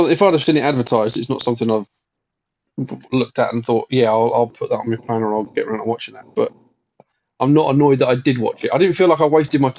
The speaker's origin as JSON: {"language": "English", "region": "England", "country": "United Kingdom", "said": "we're English."}